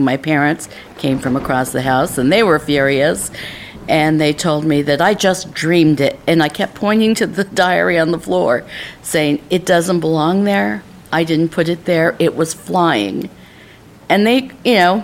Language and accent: English; Martinez, California, United States; I'm from Martinez, California.